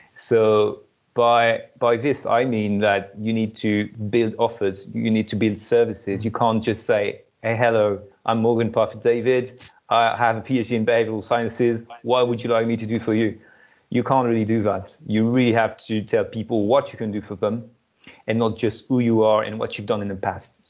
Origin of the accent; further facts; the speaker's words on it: France; moved away as an adult; studied in France uh, my home country